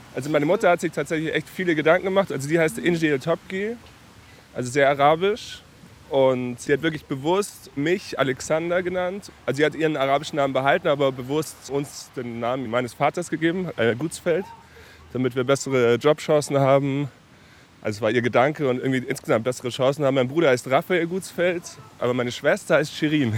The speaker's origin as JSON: {"language": "German", "town": "Munich", "region": "Bavaria", "country": "Germany", "tie": "born or raised there", "moved": "as an adult", "lives_now": "Berlin, Germany", "said": "Ich bin ja eigentlich in München geboren"}